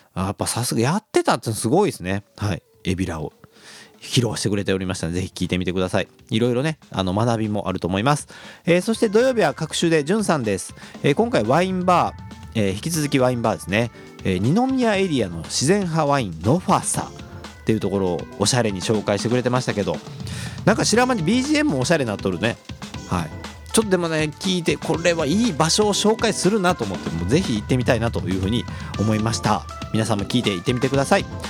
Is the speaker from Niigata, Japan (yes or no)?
no; Kobe, Hyogo, Japan; 神戸っ子